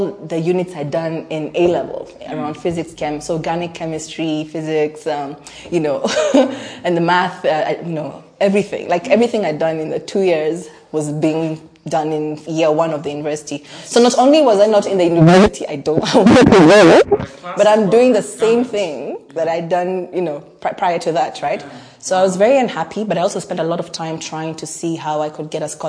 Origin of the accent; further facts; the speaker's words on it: Kenya; also born or lived in Tanzania / Uganda; I've lived in Tanzania before. I've schooled in Uganda. I'm Kenyan